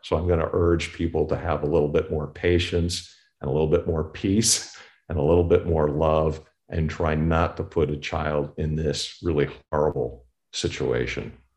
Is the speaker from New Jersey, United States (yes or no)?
yes; Newark, New Jersey, United States; moved away; also born or lived in Compton, California; I was actually from Newark, New Jersey